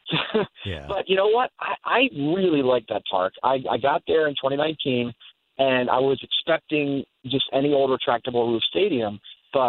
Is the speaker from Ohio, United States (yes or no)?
no; Philadelphia, Pennsylvania, United States; moved away; we're from Philadelphia originally